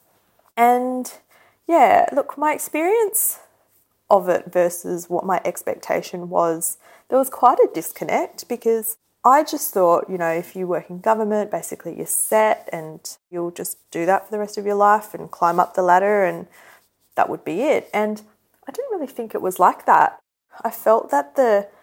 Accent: Australia; growing up as an Indian female in Australia

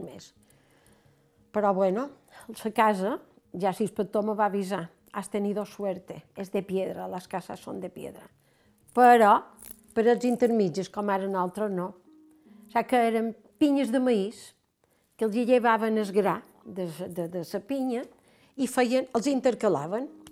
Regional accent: Palma, Balearic Islands, Spain; also born or lived in Valdeón / León; jo venc de Palma

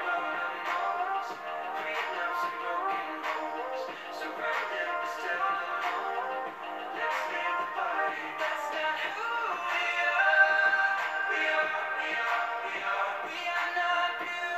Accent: Kenya; I speak as a Kenyan. I understand how my country people behave

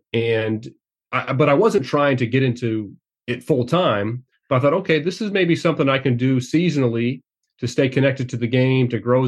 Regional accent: Champaign, Illinois, United States; You know, I grew up in Champaign and following the Illini

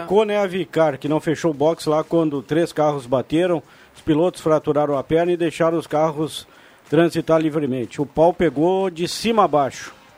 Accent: Brazil; Eu sou brasileiro

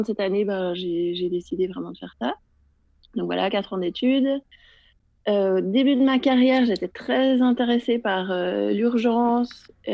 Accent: Geneva, Switzerland; je suis euh, de Genève

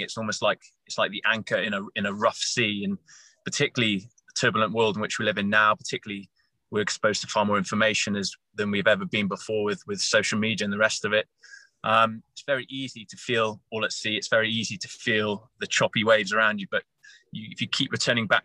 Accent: Wales, United Kingdom; also born or lived in Bermuda / London; now in Hampshire, United Kingdom; I'm a Welshman originally

